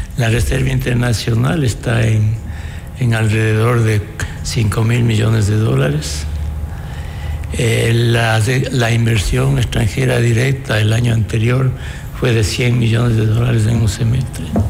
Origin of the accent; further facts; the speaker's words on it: Ecuador; estamos como ecuatorianos sin libertades